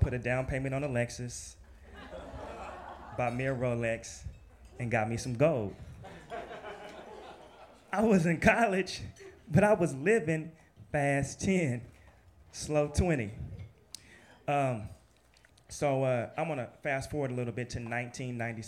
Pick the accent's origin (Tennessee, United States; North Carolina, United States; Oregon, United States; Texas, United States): Oregon, United States; Portland; moved away as an adult; now in New York, United States; I'm from Portland, Oregon